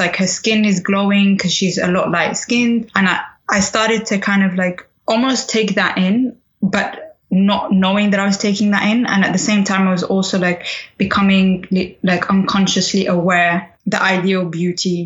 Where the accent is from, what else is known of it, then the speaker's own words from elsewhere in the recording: England, United Kingdom; also born or lived in Sudan; I was born in Sudan and raised in England